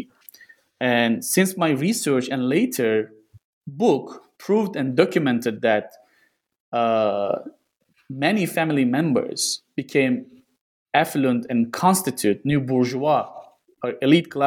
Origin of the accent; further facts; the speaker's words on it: Gaziantep, Turkey; moved away; doing my research in my hometown itself